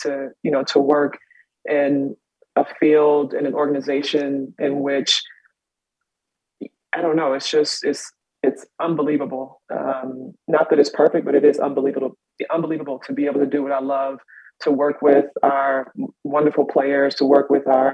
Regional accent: South Carolina, United States; now in Boston, United States; I'm from South Carolina.

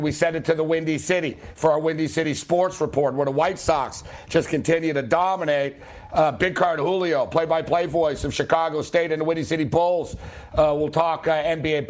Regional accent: Quebec, Canada; moved away; I'm from Quebec. I was born there.

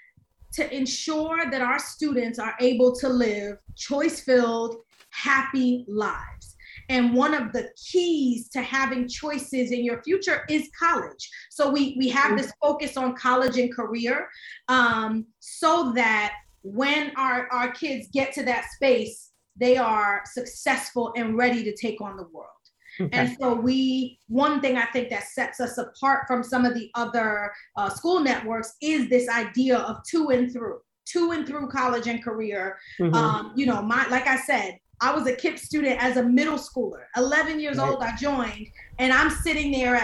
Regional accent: New York City, New York, United States; I am born and raised in the Bronx, New York. Shout out to High Bridge right by Yankee Stadium.

